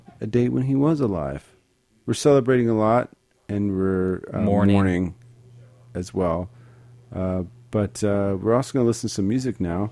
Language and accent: English; Dallas, Texas, United States; my hometown of Dallas, Texas